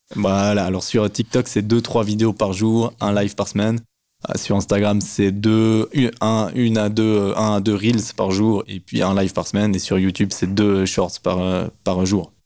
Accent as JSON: {"language": "French", "country": "Switzerland", "said": "on voit bien que je suis suisse"}